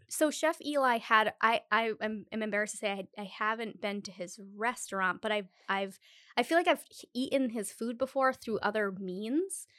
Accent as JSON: {"language": "English", "region": "Rhode Island", "country": "United States", "said": "I'm from Rhode Island"}